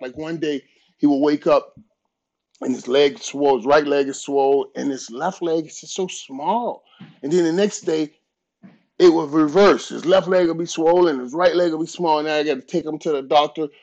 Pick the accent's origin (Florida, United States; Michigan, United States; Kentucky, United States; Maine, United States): Florida, United States; Fort Lauderdale; I grew up in Fort Lauderdale. Fort Lauderdale. I'm, I'm Fort Lauderdale